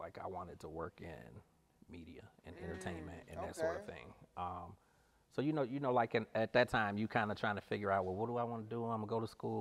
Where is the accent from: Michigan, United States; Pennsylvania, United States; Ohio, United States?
Ohio, United States; East Cleveland; also born or lived in Akron; growing up in East Cleveland